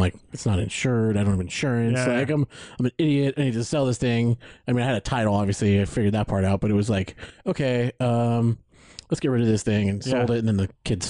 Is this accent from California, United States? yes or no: yes; San Bernardino, California, United States; I live in San Bernardino. I grew up in San Bernardino.